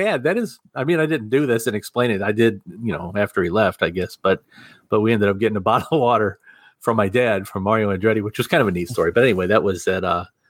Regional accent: Ohio, United States; also born or lived in Franklin County, Alabama; now in Alabama, United States; Ohio, which is where I'm from.

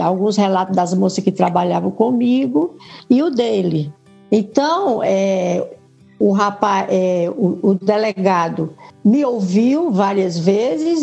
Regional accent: Fortaleza, Ceará, Brazil; also born or lived in São Paulo; eu vim para Fortaleza

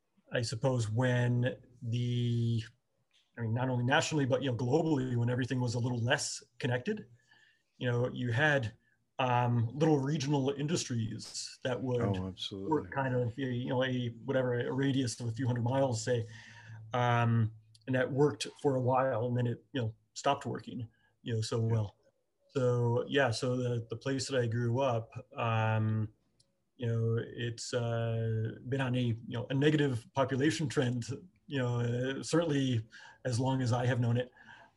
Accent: upstate New York, United States; I grew up in New York, but the other New York, not the city. I grew up far out of the city, far upstate. Little town, you know, picturesque kind of small town

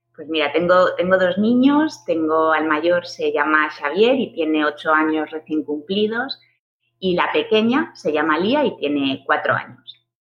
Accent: Galicia, Spain; moved away as an adult; also born or lived in Santiago de Compostela; now in Barcelona, Spain; soy gallega

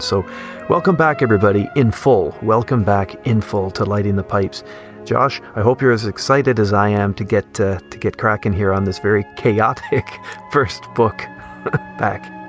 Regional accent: Canada; growing up in Canada

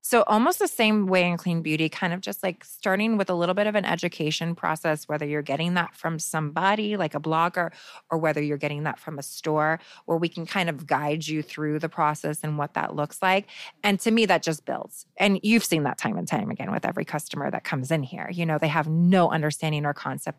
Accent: Phoenix, Arizona, United States; Phoenix, which is where I'm from

